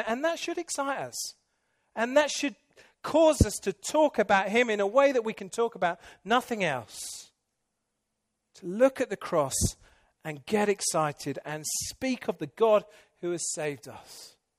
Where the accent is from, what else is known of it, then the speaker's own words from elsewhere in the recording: England, United Kingdom; moved away; I'm English